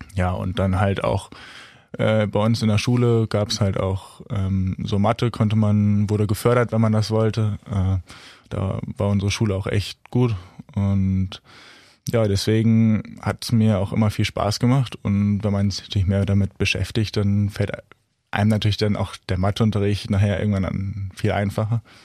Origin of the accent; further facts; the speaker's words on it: Kollmar, Schleswig-Holstein, Germany; ich komme aus Kolmar